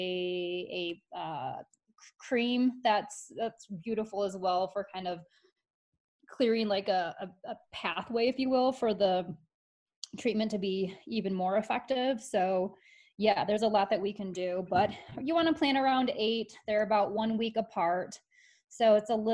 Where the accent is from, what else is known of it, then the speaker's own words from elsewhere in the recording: Michigan, United States; I grew up in Michigan, and all we did was go boating.